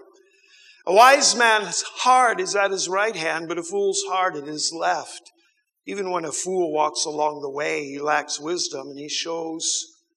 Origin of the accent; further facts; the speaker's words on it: United States; I grew up in America